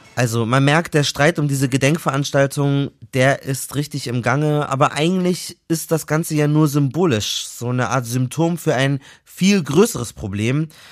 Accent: Munich, Bavaria, Germany; Ich bin ja aus München

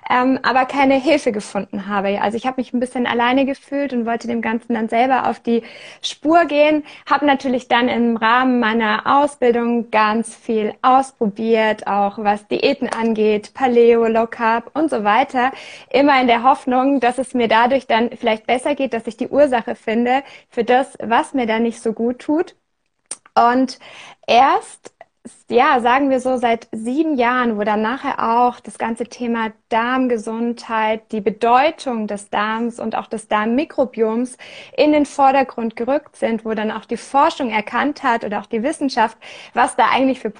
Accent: Germany; now in Switzerland; ähm, wohne in der Schweiz, bin aus Deutschland

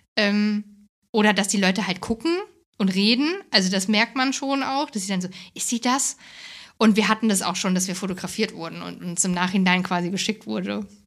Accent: Hesse, Germany; moved away; Ich komme aus Hessen, aus, also ich bin in Hessen im Dorf groß geworden

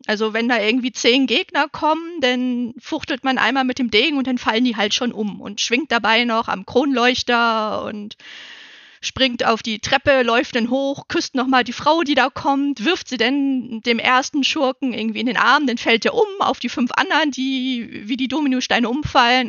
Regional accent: Northern Germany, Germany; Ich als Norddeutsche

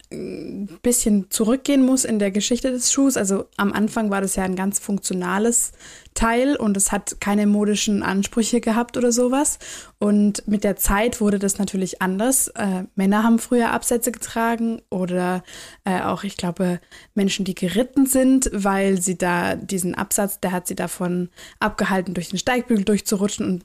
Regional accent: Swabia, Germany; ich komme aus dem Schwaberländle

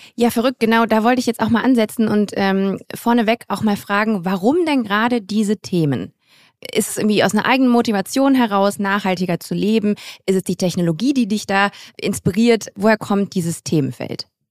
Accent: Grevenbroich, North Rhine-Westphalia, Germany; ich komme aus Grevenbruch, das ist äh, in der Nähe von Düsseldorf

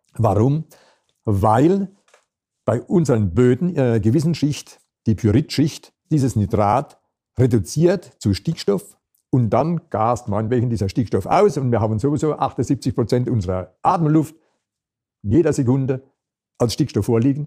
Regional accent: Rhineland-Palatinate, Germany; hier bei uns in der Pfalz

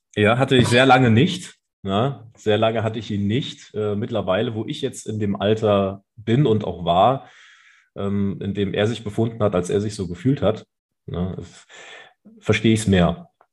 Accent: Saarland, Germany; also born or lived in Rhineland-Palatinate; ich bin groß, groß geworden in Rheinland-Pfalz, aber meine Mutter ist dann mit uns ins Saarland gegangen und ich habe mir dann auch diese saarländische Identität auch angeeignet

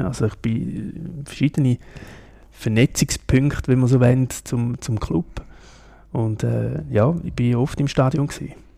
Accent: Lake Constance region, Switzerland; also born or lived in Ticino; now in Kloten, Switzerland; Ich bin so in, in der Bodensee-Region aufgewachsen, bin ein Tessiner

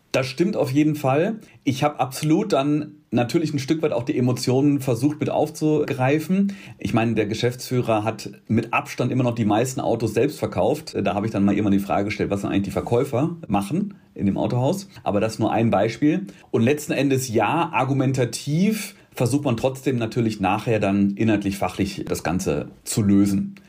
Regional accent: Rheda-Wiedenbrück, North Rhine-Westphalia, Germany; also born or lived in Gütersloh; Also ich bin aufgewachsen in Wiedenbrück. Das ist ein Doppelort, räder Wiedenbrück, um genau zu sein.

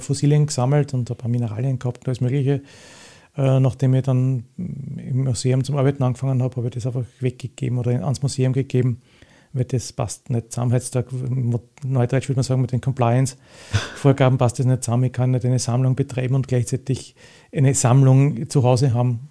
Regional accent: Retz, Lower Austria, Austria; in der Gegend, wo ich aufgewachsen bin, im Weinviertel bei Retz

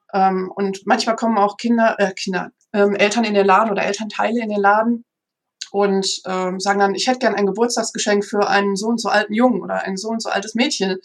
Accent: Münsterland, North Rhine-Westphalia, Germany; ich selber bin aufgewachsen im Münsterland

